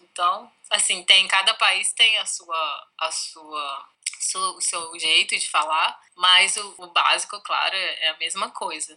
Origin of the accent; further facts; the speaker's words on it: Itabira, Minas Gerais, Brazil; Itabira, que é a cidade dos meus pais, onde eu nasci